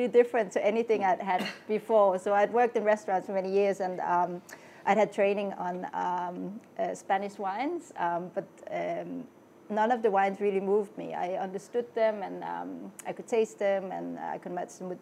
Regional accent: Denmark; moved away as an adult; now in London, United Kingdom; originally I grew up in Denmark and I came to London

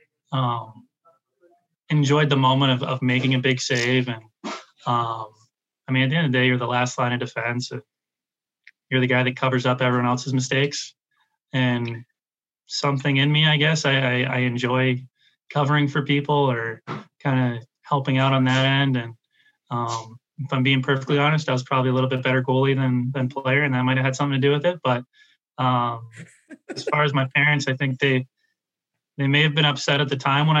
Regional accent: Vancouver, British Columbia, Canada; Growing up in Vancouver, I was a Canucks fan early on

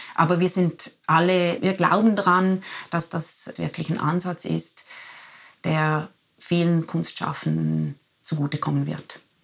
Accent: Liechtenstein; moved away; also born or lived in Zurich; ich bin ja in Liechtenstein, in Liechtenstein aufgewachsen.

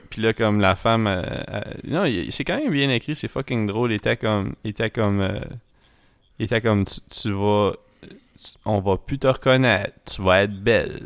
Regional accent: Edmundston, New Brunswick, Canada; on vient d'Edmundston

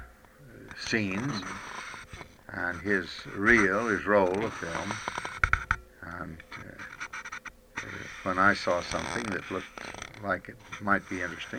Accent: DeLand, Florida, United States; moved away as an adult; also born or lived in Stamford, Connecticut; from Deland, Florida, which is what I consider my home

